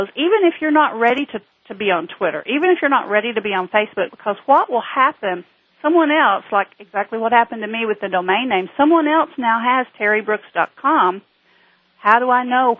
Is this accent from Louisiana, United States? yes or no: no; just north of Knoxville, Tennessee, United States; accent: southern; I am from just north of Knoxville, Tennessee, home of the Volunteers